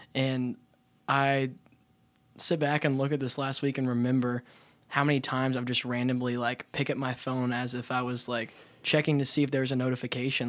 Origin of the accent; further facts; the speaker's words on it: Abilene, Texas, United States; I was born and raised in Abilene